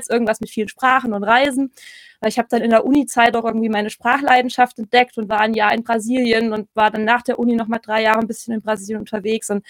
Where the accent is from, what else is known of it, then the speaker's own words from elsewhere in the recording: Thuringia, Germany; ich komme ursprünglich aus Thüringen, ähm, in der Nähe von Erfurt so ein Stündchen